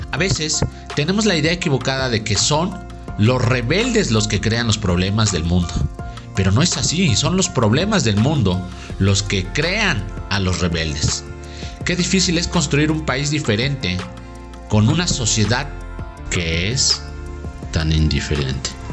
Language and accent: Spanish; Mexico; Nosotros los mexicanos somos gente que realmente amamos a nuestra tierra